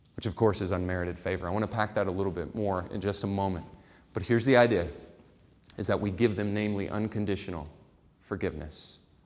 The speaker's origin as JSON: {"language": "English", "region": "Florida", "country": "United States", "tie": "born or raised there", "said": "I grew up in the dirty South. I grew up in Florida, and I lived on the beach, but it was a very rural community"}